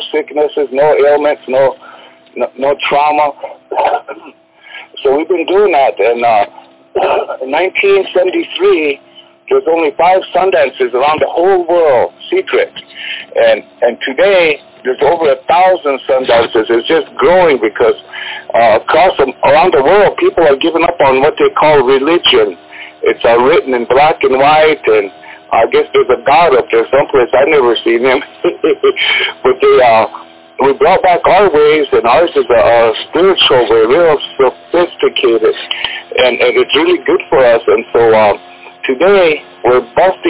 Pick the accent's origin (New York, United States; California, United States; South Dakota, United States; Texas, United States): South Dakota, United States; Oyuhpe band; also born or lived in Berlin, Germany; I come from the Uyukhpe